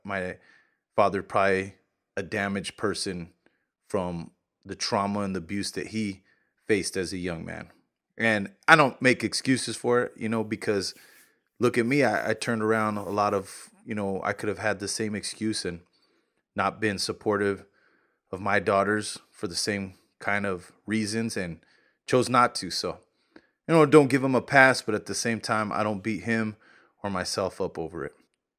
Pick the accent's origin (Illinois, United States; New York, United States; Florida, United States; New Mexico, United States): New Mexico, United States; Santa Fe Brewing Company, for one, I'm from New Mexico.